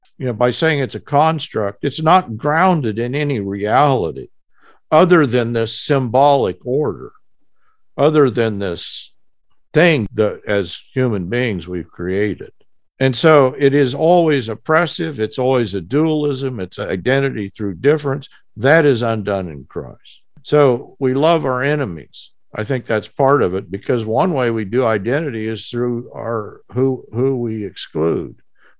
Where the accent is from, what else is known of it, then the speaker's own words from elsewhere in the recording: Texas, United States; Yeah, I'm an American, but actually, you understand, I'm from Texas. And, you know, I'm not from just any part of Texas. I'm from the northern. I'm from the panhandle.